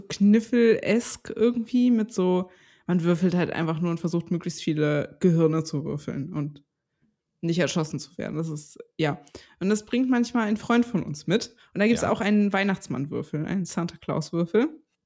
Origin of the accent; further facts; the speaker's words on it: Stralsund, Mecklenburg-Vorpommern, Germany; moved away; in Stralsund, wo ich groß geworden bin.